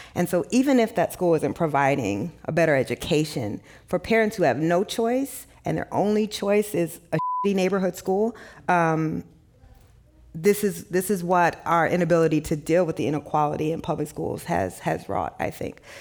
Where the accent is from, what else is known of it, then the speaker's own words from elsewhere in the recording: Midwest, United States; I didn't grow up in the South, I grew up in the Midwest